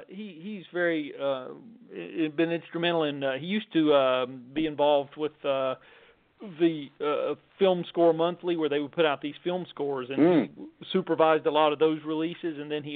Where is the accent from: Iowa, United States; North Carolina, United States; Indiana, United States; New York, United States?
North Carolina, United States; Wilmington, North Carolina, in my home state